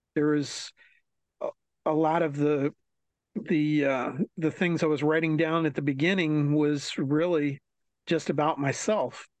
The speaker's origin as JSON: {"language": "English", "town": "New Carrollton", "region": "Maryland", "country": "United States", "tie": "born or raised there", "said": "growing up in Maryland, uh, right outside of DC."}